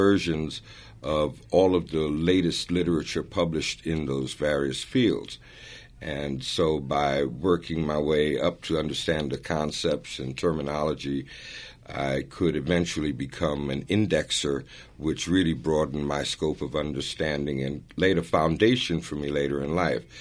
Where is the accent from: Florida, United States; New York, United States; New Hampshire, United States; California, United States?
New York, United States; New York City; also born or lived in Florence, Italy; I grew up in Harlem in the South Bronx